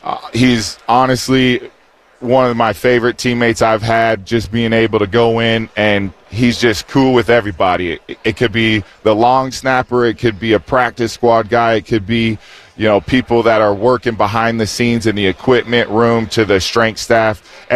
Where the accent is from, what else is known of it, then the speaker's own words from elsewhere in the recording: Florida, United States; I claim that I'm from Florida, so Broward County, stand up.